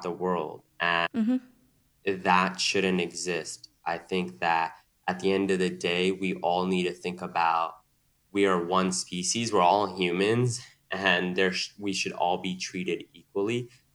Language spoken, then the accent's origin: English; New York City, New York, United States; also born or lived in San Francisco; Growing up in New York City. I grew up in Queens